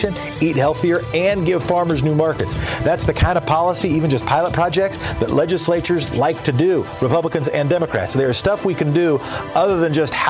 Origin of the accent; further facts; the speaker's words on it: Oregon, United States; my home state